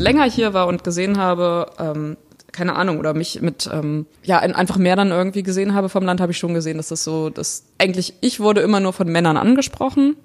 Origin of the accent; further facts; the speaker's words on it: Germany; Aus Deutschland